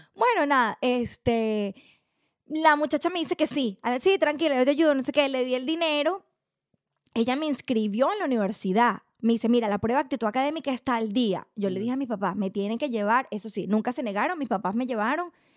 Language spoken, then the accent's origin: Spanish; Cagua, Aragua, Venezuela; moved away as an adult; also born or lived in La Victoria, Venezuela / San Mateo, Venezuela / London, United Kingdom; now in Australia; soy de Cagua, como te expliqué antes. Este, nazco en La Victoria, me crio en San Mateo. Mis papás deciden mudarse a Cagua ahí hago el liceo